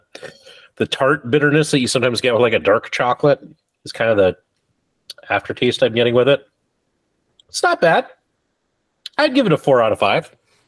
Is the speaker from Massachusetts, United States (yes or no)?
no; Spearfish, South Dakota, United States; Spearfish, South Dakota, my hometown.